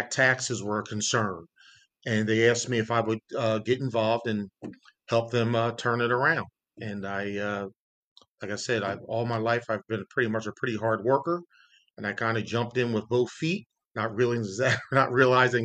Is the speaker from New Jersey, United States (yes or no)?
no; Yeadon, Pennsylvania, United States; I grew up in Yadin, PA